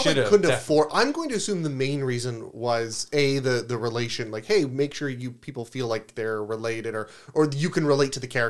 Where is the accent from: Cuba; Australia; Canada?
Canada; Windsor, Ontario; I'm from Windsor, Canada. I don't relate to New York.